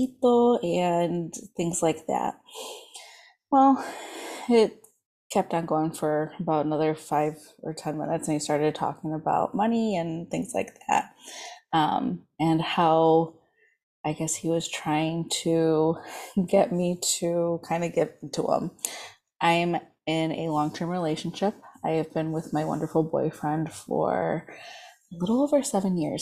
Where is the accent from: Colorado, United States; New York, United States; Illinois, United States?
Illinois, United States; Chicago; I'm from the Chicagoland area